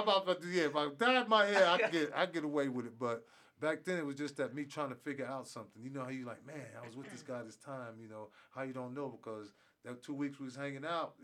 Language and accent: English; upstate New York, United States; moved away; Back in 1981, I was going to school. I'm from New York. So I was upstate New York.